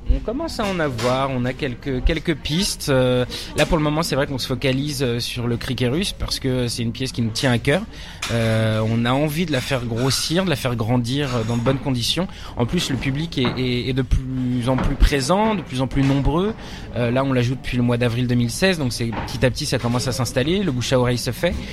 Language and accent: French; Nanterre, Île-de-France, France; also born or lived in Paris; après j'ai grandi en banlieue parisienne aussi à Nanterre, dans, le, dans les Hauts-de-Seine